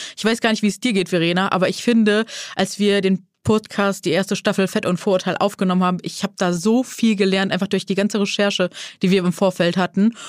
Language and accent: German; Neuss, North Rhine-Westphalia, Germany; moved away as an adult; now in Hamburg, Germany; Ursprünglich komme ich aus dem wunderschönen Neuss am Rhein. Lebe jetzt seit äh, ja, acht Jahren in Hamburg